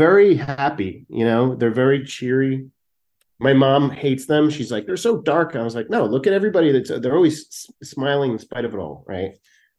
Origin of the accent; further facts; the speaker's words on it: Philadelphia, Pennsylvania, United States; so I love the Phils, just growing up around Philadelphia, going to games at the old Veterans Stadium when I was a kid